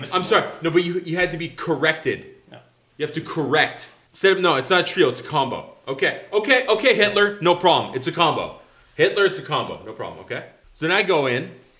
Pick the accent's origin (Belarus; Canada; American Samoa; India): Canada; I'm a Canadian